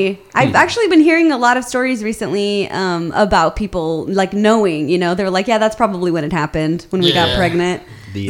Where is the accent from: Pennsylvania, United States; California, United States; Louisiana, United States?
California, United States; Los Angeles; I'm from Los Angeles